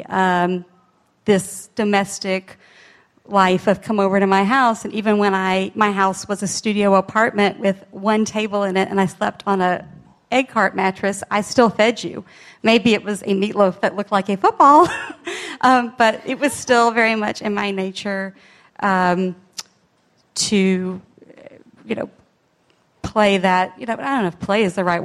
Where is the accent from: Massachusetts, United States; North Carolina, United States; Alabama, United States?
Alabama, United States; moved away as an adult; I grew up in Alabama